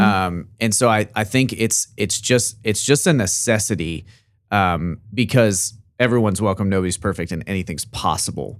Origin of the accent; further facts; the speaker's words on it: Arkansas, United States; we're both from Arkansas